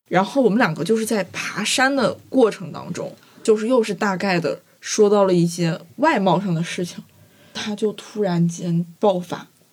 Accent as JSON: {"language": "Chinese", "region": "Guizhou", "country": "China", "said": "虽然我是贵州人"}